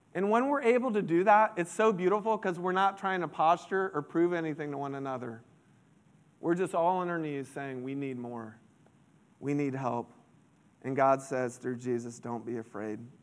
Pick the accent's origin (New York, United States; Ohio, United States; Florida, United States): Florida, United States; Central; I grew up in Central Florida